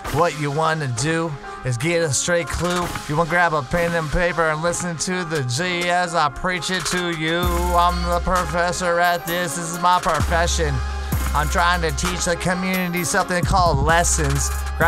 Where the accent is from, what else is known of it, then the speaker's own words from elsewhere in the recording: California, United States; I'm from El Dorado County.